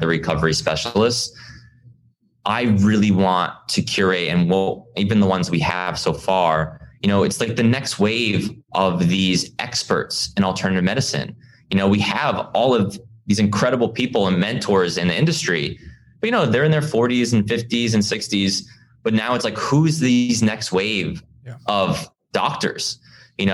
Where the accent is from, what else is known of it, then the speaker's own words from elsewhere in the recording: East Coast, United States; I grew up on the East Coast